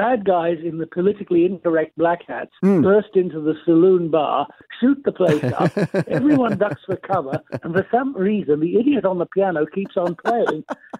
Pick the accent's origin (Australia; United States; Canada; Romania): Australia; moved away as an adult; also born or lived in London; I'm from Australia originally.